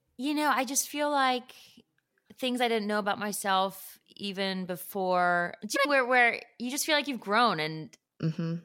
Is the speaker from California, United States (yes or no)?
no; Northbrook, Illinois, United States; moved away; I grew up actually around a lot of Korean people. Just there were a lot of Koreans in the suburb